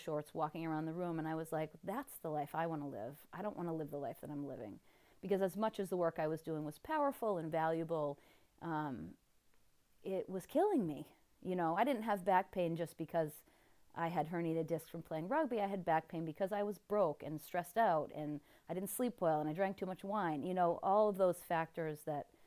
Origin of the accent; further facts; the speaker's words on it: Vermont, United States; I grew up in Vermont, so being the tree-hugging dirt worshiper from Vermont that I was